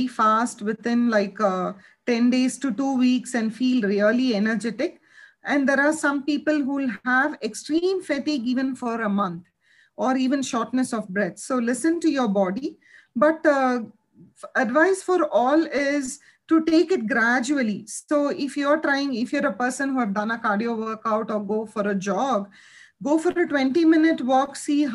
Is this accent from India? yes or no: yes; India; we are all from Indian culture.